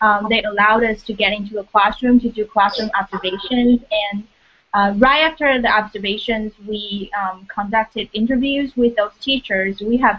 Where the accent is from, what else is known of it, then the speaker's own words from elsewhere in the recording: Taiwan; now in Indiana, United States; I'm from Taiwan.